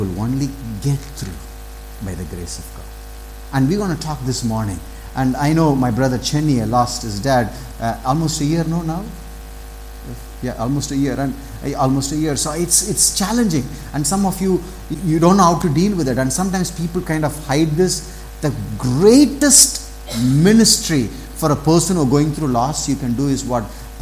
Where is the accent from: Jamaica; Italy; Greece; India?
India; south of Tamil Nadu; I grew up in south of Tamil Nadu